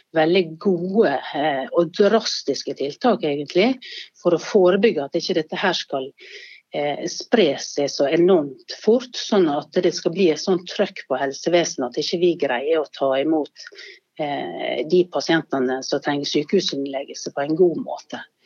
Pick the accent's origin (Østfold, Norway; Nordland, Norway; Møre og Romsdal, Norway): Møre og Romsdal, Norway; Sunnmøre; now in Bergen, Norway; som sunnmøring i Bergen